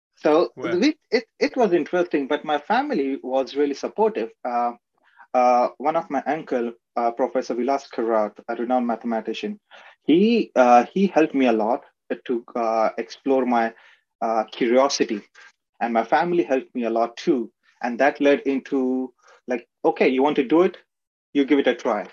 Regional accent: Aurangabad, Maharashtra, India; moved away; also born or lived in Ratnagiri, Maharashtra, India; I was born in Ratnagiri, which is a coastal area in Maharashtra, which is in India. But I was raised in Aurangabad

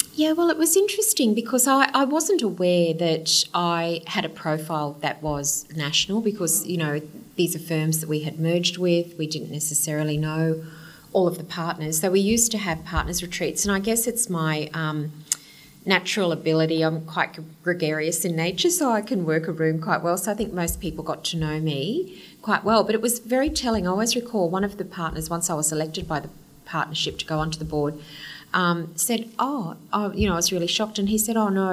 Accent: Kingaroy, Queensland, Australia; also born or lived in Brisbane; I was born in Kingaroy, okay. Peanut Country. Grew up there, stayed in Kingaroy until I was in grade six, and then we moved down to Brisbane.

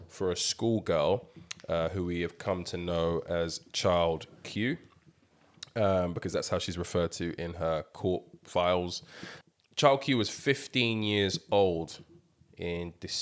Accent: Nigeria; we're all Nigerian

